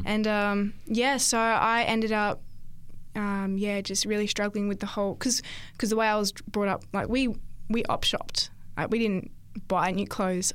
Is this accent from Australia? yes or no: yes; Esperance, Western Australia, Australia; also born or lived in Karratha; now in Central Coast, Australia; So I'm originally from Esperance, W A. Uh, grew up there for most of my childhood